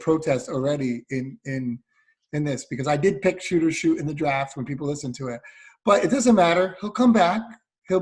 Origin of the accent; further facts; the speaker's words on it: Connecticut, United States; I'm from Connecticut